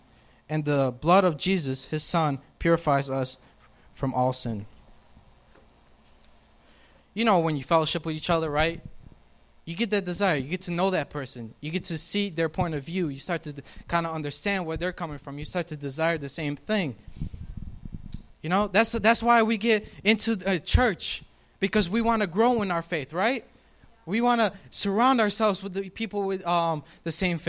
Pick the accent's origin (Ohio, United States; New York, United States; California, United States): New York, United States; moved away; I'm from New York